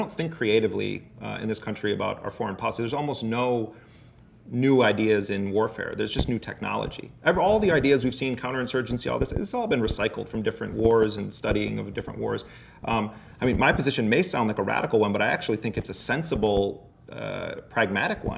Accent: United States; as an American, going to multiple countries

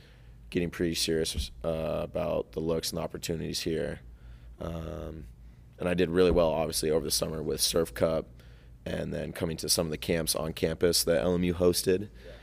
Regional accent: El Dorado Hills, California, United States; now in Los Angeles, United States; Farther east is a town called El Dorado Hills. That's primarily where I grew up.

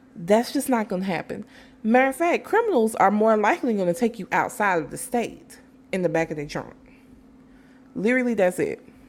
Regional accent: Alabama, United States; my home state

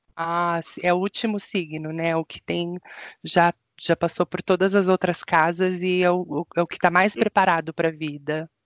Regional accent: São Paulo, Brazil; now in Curitiba, Brazil; Eu, que sou paulistana

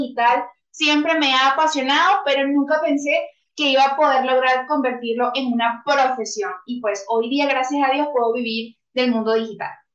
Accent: Venezuela; now in Bogotá, Colombia; En este momento resido en Bogotá, Colombia, pues soy venezolana

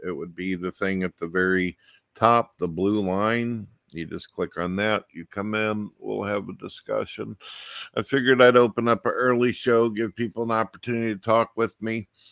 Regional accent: St. Louis, Missouri, United States; I grew up in St. Louis, Missouri

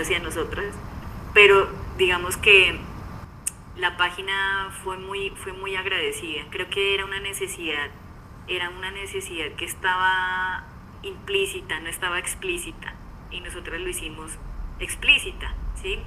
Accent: Pasto, Nariño, Colombia; yo vengo de Pasto

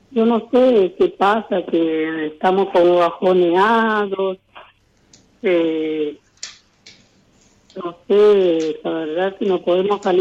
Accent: Villa Ana, Santa Fe, Argentina; Villocampo y 25 kilómetros más, eh, ahí es mi pueblito que se llama Villa Ana.

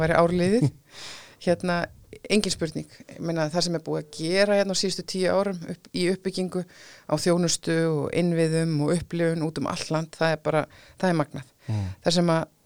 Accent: Iceland; við erum Íslendingar

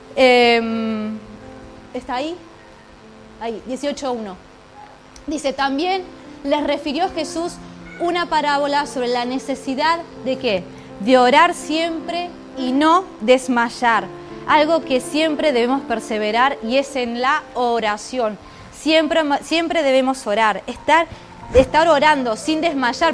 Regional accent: Argentina; now in Ourense, Spain; yo vengo de Argentina

